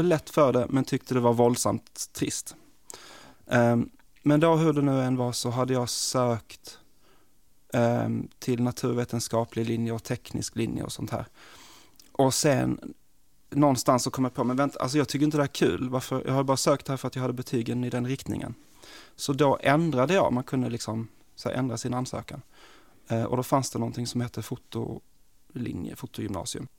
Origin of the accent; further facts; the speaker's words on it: Malmö, Skåne, Sweden; moved away as an adult; also born or lived in New York / Stockholm; jag är, kommer från Malmö